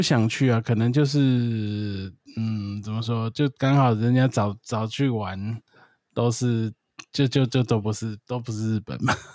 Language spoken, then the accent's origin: Chinese; Taiwan; 我是台湾人